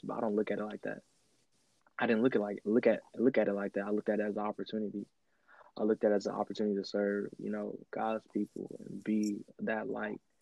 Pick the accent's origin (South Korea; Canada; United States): United States; Houston, Texas; also born or lived in St. Croix, U.S. Virgin Islands; me growing up in Houston, I'm used to diversity